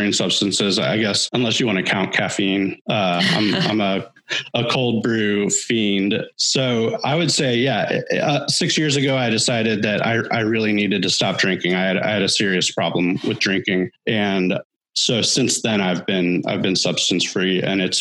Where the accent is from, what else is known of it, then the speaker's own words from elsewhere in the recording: Washington, Missouri, United States; I grew up just outside of St. Louis, small town called Washington, Missouri